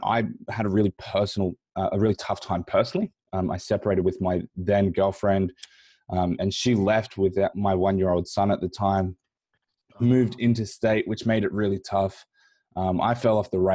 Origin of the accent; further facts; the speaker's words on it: Australia; I grew up here in Australia